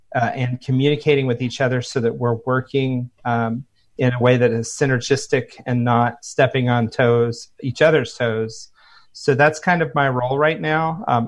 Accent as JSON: {"language": "English", "town": "Phoenix", "region": "Arizona", "country": "United States", "tie": "born or raised there", "said": "it's 109 degrees in my hometown of Phoenix, Arizona."}